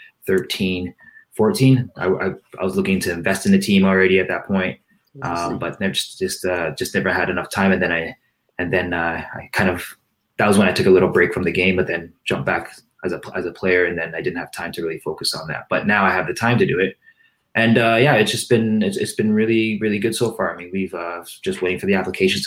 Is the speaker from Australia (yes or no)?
no; Canada; as a Canadian